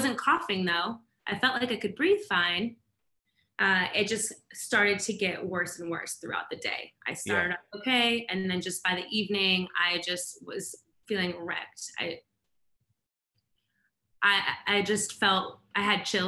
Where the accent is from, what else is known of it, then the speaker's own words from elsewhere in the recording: Seattle, Washington, United States; now in Atlanta, United States; I was born in Seattle, but I've lived in Atlanta for a little bit over 10 years now